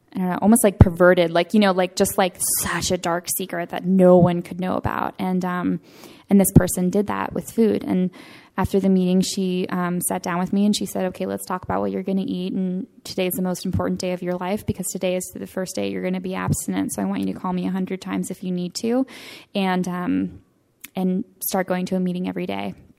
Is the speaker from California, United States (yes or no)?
yes; Northern California, United States; I am from Northern California, Santa Fe, California.